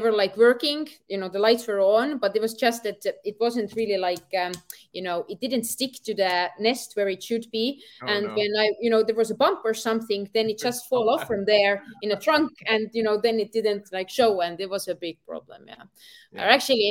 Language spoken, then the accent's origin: English; Estonia; I'm from Europe